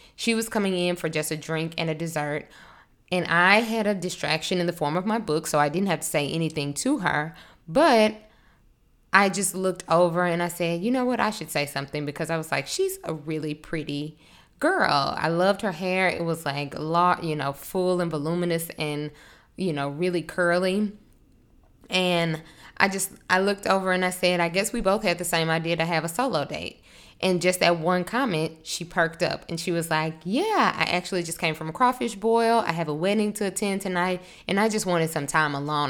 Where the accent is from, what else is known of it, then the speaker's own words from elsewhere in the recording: Monroe, Louisiana, United States; moved away as an adult; now in New Orleans, United States; I'm from North Louisiana, a small town. I don't know if you're familiar with Monroe, it's kind of close to Shreveport. Um, I, I grew up there